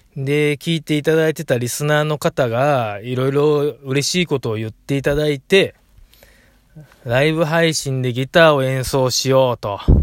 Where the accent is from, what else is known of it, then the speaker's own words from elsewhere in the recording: Osaka, Japan; 大阪人ですからね